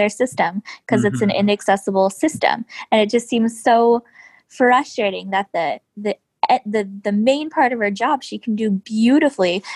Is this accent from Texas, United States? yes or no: no; Southern California, United States; moved away as an adult; now in Washington, D.C., United States; I grew up in Southern California